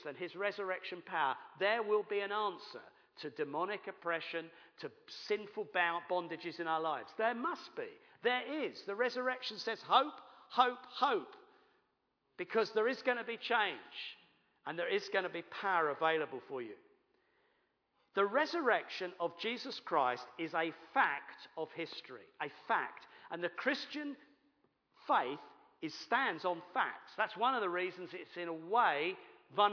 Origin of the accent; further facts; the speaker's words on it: United Kingdom; we're British